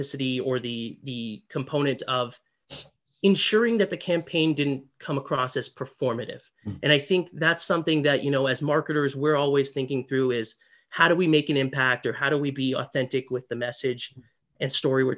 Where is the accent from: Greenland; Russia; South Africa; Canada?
Canada; Markham, Ontario; I grew up in Markham, Ontario, that's in Canada